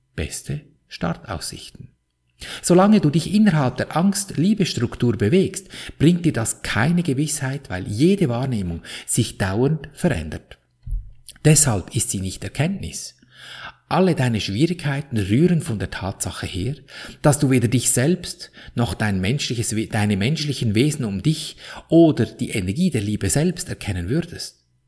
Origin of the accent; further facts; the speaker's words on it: Switzerland; Wie du an meinem Akzent wohl gut hören kannst, bin ich in der Schweiz aufgewachsen